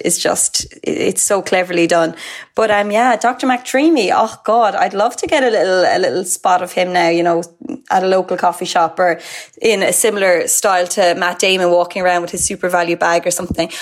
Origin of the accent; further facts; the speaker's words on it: Mallow, Munster, Ireland; I'm from Mallow, so I'd be about 40, about 30 to 40 minutes from Douglas